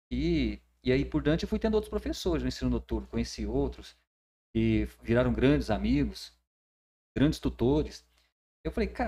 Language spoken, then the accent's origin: Portuguese; Catalão, Goiás, Brazil; moved away as an adult; now in Tocantins, Brazil; que eu sou de Catalão e nasci na Vila Liberdade.